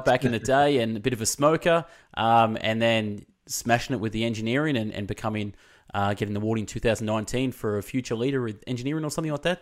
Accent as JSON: {"language": "English", "town": "Melbourne", "region": "Victoria", "country": "Australia", "said": "I'm from Melbourne"}